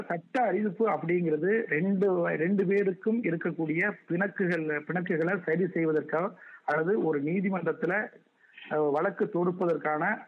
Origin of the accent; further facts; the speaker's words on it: Soorakudi, Tamil Nadu, India; now in Chennai, India; எனது சொந்த ஊர் சிவகங்கை மாவட்டம் சூரகுடி என்னும் கிராமம்